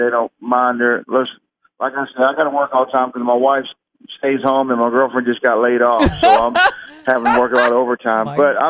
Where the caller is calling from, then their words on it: Denver, Colorado, United States; I'm calling from Denver, Colorado.